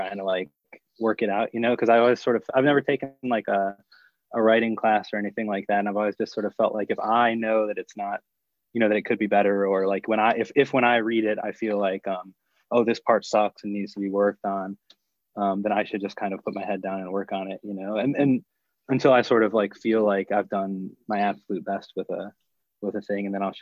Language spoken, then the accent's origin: English; Cleveland, Ohio, United States; moved away as an adult; also born or lived in Maryland; Cleveland, Ohio, or a suburb just outside of Cleveland, Ohio.